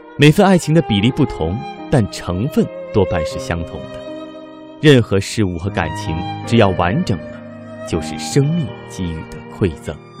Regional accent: China; 我们中国人

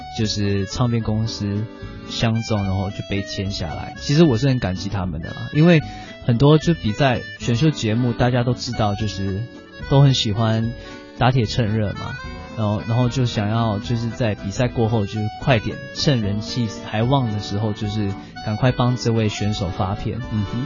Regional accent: Singapore; 我是来自新加坡的

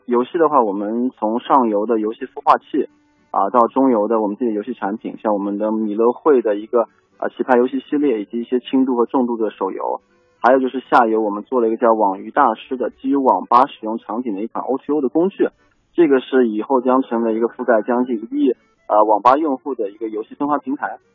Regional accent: Shanghai, China; 我是来自上海的一个非典型的上海创业者

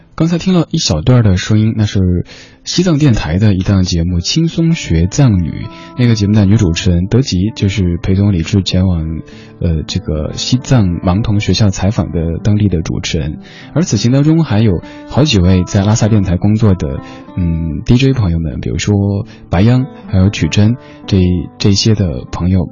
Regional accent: Chengdu, Sichuan, China; accent: Chengdu dialect; now in Beijing, China; 用我的家乡话成都话讲

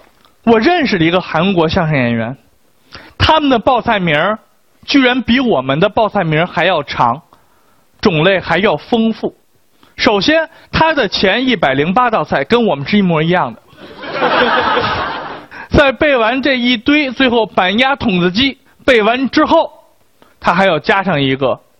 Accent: China; 我们八零后，甚至是我们中国人在吃上面的那些心得和体会

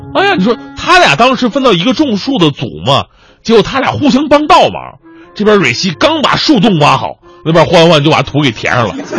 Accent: Changchun, Jilin, China; moved away; also born or lived in Wenzhou; 我的家乡吉林长春的，就是松树啊、柳树特别的多，每年到了五六月份的时候，全城飞絮，特别容易着火

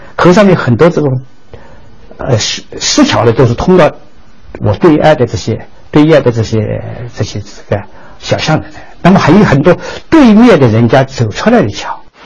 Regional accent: Suzhou, Jiangsu, China; 我出生在这个房子里的，刘家乡六号，我出生在这个房子里，然后读书在这个房子里

